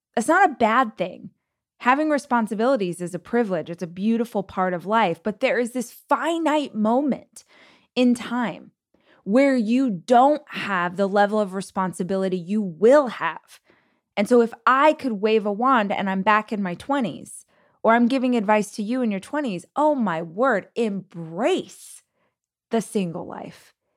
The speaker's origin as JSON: {"language": "English", "town": "Bakersfield", "region": "California", "country": "United States", "tie": "born or raised there", "also_born_or_lived": "Los Angeles", "moved": "as an adult", "said": "I did move from my hometown of Bakersfield to Los Angeles, but I lived in the same state for all of those years"}